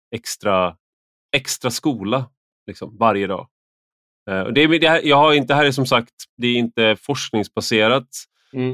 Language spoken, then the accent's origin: Swedish; Sweden; jag är en svensk vuxen